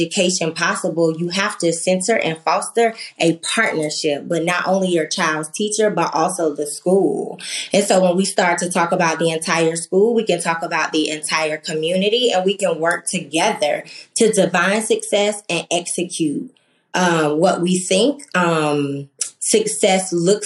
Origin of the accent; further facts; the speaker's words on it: Norfolk, Virginia, United States; moved away; I grew up in Norfolk, Virginia, and I remember my elementary school being this just place of community and trust